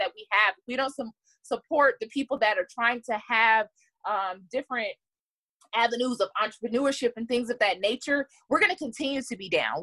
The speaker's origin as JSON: {"language": "English", "town": "Stone Mountain", "region": "Georgia", "country": "United States", "tie": "born or raised there", "also_born_or_lived": "Atlanta", "said": "I'm born and raised here in Atlanta. I grew up in Stone Mountain, which is a predominantly Black neighborhood"}